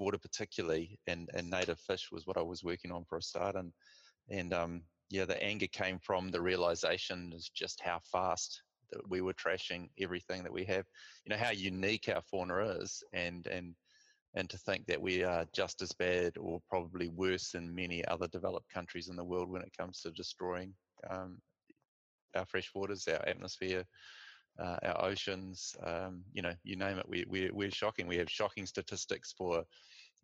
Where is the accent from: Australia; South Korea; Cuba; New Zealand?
New Zealand; having been brought up as a Kiwi